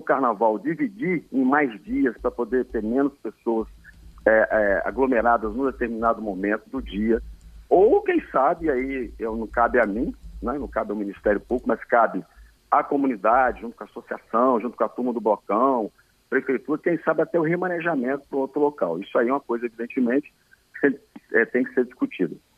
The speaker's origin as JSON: {"language": "Portuguese", "town": "Vitória", "region": "Espírito Santo", "country": "Brazil", "tie": "born or raised there", "said": "Eu nasci em Santo Antônio"}